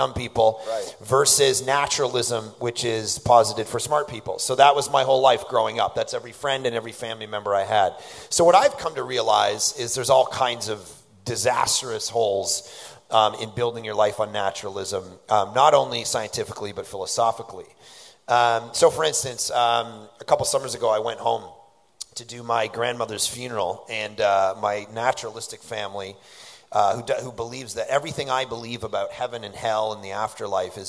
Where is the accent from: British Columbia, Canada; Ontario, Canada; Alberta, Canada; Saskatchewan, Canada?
Ontario, Canada; Toronto; I grew up in Toronto.